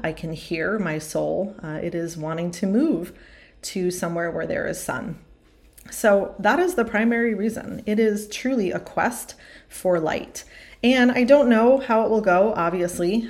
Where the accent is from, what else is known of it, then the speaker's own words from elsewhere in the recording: East Coast, United States; moved away as an adult; also born or lived in Arizona; now in Kentucky, United States; I grew up on the East Coast, went to college on the East Coast.